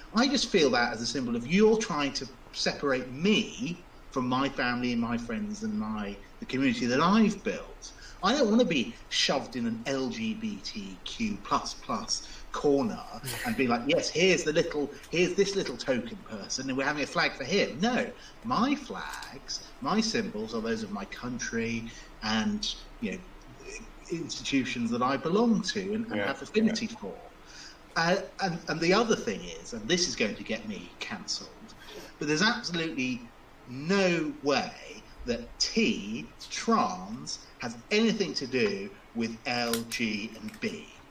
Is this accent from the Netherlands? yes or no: no; United Kingdom; as a British person, as a lawyer, as a Brexiteer